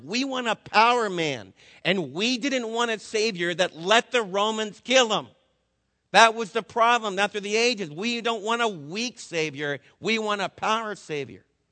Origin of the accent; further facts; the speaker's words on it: Florida, United States; also born or lived in Scrun Lake; now in Texas, United States; As a little kid growing up in Florida, when I was in high school, I used to go down to Fort Lauderdale on my breaks